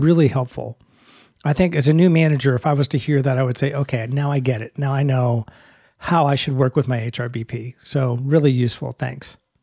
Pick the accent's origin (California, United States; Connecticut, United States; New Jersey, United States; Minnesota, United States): California, United States; Bay Area; I'm from the Bay Area. I was in Silicon Valley for twenty years